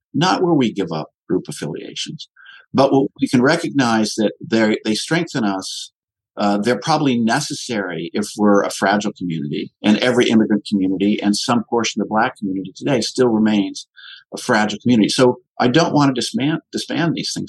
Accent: Ann Arbor, Michigan, United States; also born or lived in Middle East; I grew up in Ann Arbor, Michigan, which was a hotbed of the left

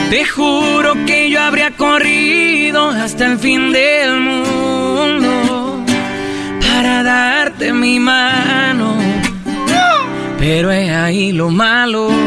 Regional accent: Monterrey, Nuevo León, Mexico; Yo soy de Monterrey.

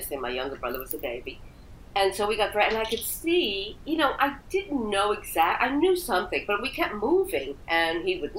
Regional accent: New York City, New York, United States; I was born in Brooklyn. I was born in Coney

